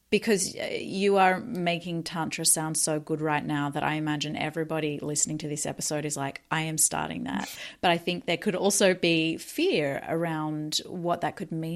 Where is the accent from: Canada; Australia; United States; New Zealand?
Australia; being an Aussie growing up in the ocean